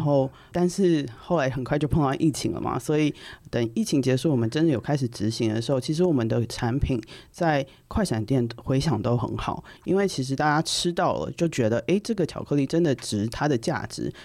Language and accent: Chinese; Taiwan; 我们台湾人